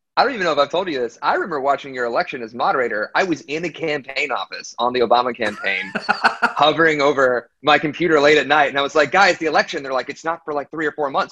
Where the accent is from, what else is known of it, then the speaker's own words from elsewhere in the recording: Aiken, South Carolina, United States; also born or lived in Washington D.C.; I was technically born in Washington D.C., but I grew up in Aiken, South Carolina